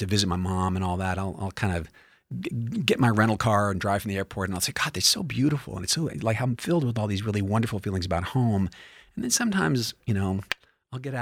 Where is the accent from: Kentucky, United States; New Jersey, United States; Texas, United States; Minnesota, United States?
Kentucky, United States; I'm not from Somerset, but I am from Kentucky